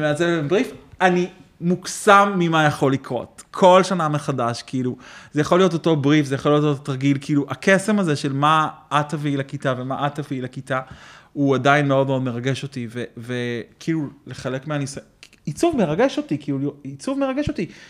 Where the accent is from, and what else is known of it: Israel; born or raised there